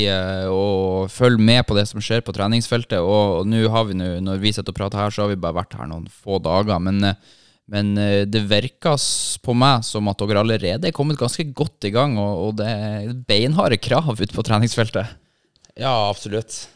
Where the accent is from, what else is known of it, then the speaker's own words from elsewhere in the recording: Bodø, Nordland, Norway; jeg tror jeg bare trente fire-fem ganger eh, hjemme i Bodø